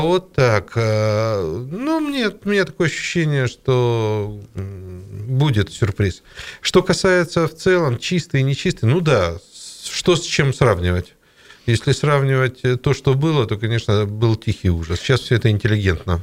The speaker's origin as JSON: {"language": "Russian", "region": "Siberia", "country": "Russia", "said": "мы же сибиряки"}